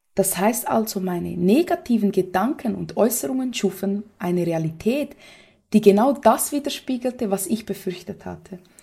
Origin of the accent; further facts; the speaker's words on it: Brazil; moved away; für mich als Brasilianerin